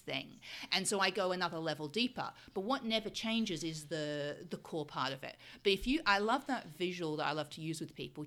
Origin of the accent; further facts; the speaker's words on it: Australia; moved away; also born or lived in United Kingdom; I'm from Australia originally